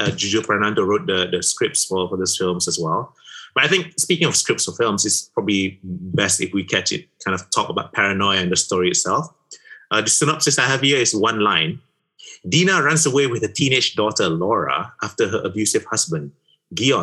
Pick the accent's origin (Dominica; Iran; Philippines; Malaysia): Malaysia; I am a Malaysian married to an Indonesian